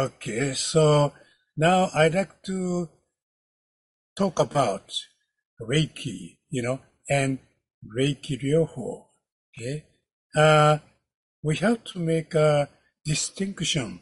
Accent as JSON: {"language": "English", "region": "Kyoto", "country": "Japan", "said": "I am from Kyoto, Japan"}